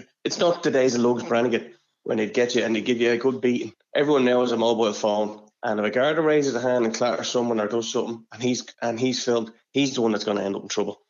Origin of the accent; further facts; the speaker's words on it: Clondalkin, Leinster, Ireland; I grew up in Clondalkin.